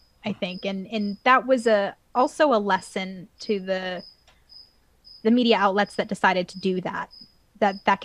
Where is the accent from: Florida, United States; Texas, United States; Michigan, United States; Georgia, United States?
Georgia, United States; Atlanta; I'm from Atlanta